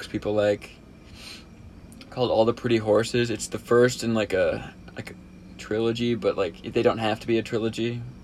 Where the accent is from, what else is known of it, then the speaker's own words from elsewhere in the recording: Minnesota, United States; I am from Minnesota